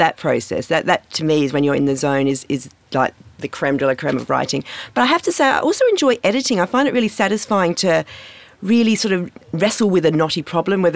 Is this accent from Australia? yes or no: yes; Perth, Western Australia, Australia; I grew up in Morley in Perth, and my local school was Camboon